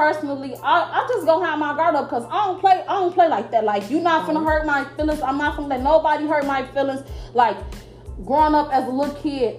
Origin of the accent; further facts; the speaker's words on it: Chicago, Illinois, United States; I'm from Chicago